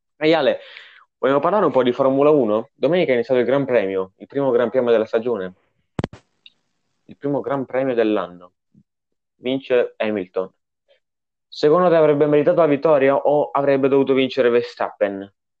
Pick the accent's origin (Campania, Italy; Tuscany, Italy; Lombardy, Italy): Campania, Italy; Naples; io so di Napoli